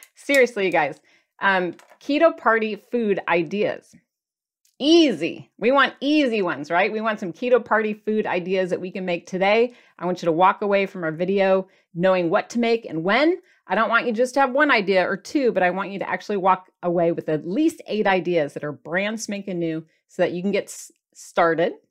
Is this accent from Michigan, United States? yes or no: yes; Michigan, United States; now in California, United States; I'm from Michigan, and we had Chi Chi's restaurant